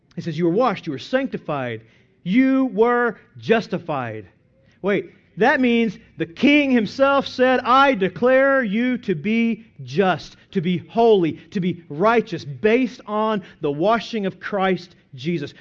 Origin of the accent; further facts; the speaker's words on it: Byers, Oklahoma, United States; my hometown of Byers, Oklahoma, population two hundred